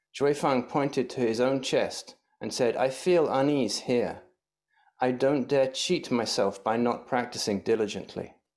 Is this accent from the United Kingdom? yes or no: yes; England, United Kingdom; moved away; growing up in England